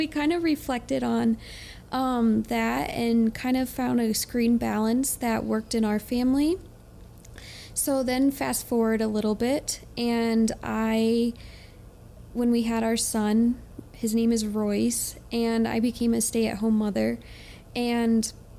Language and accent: English; Ohio, United States; now in Utah, United States